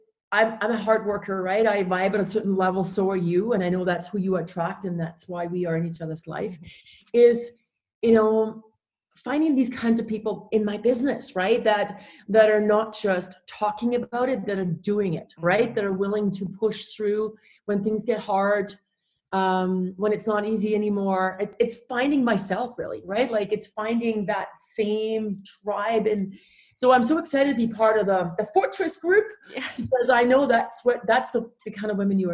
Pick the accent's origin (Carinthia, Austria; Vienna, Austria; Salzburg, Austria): Salzburg, Austria; Saalfelden; first language German; English is a second language; moved away as an adult; now in Calgary, Canada; I grew up in Austria in a small town called Saalfelden.